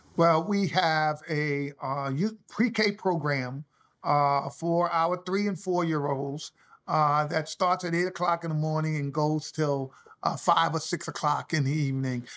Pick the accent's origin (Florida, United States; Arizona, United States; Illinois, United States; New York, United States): New York, United States; New York City; I grew up in the South Bronx